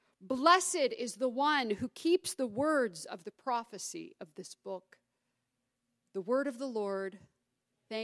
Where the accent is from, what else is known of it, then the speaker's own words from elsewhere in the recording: United States; also born or lived in Gainesville, Georgia / Highland, Indiana; obviously I'm American, but the Queen even influenced my own American family